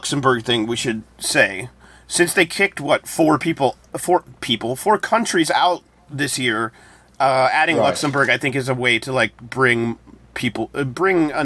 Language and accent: English; United States; as an American